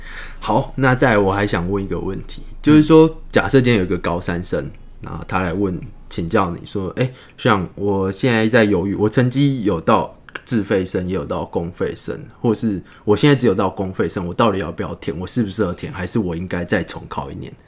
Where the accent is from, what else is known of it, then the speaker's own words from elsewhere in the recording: Tainan, Taiwan; now in Taipei, Taiwan; 我是台南人，